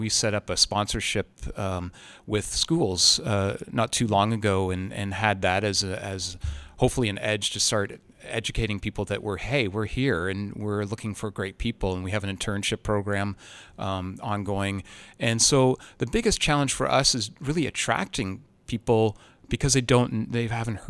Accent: Toronto, Ontario, Canada; And because we're Canadian, it's not just being from Toronto, it's we're Canadian.

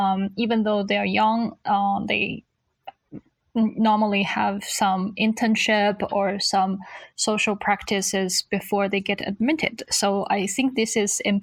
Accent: Shanghai, China; moved away as an adult; now in Sweden; I come from Shanghai, China

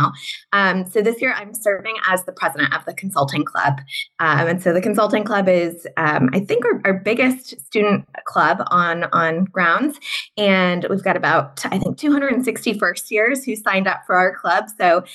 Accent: Southern California, United States; moved away as an adult; also born or lived in Notre Dame, Indiana; So I'm born and raised in Southern California.

